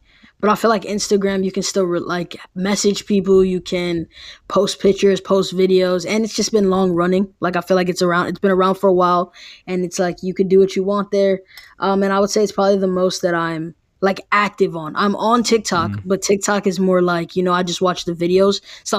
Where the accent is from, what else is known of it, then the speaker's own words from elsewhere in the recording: New York City, New York, United States; I'm from New York City, so like going to Valley Forge, being in Phoenixville, Pennsylvania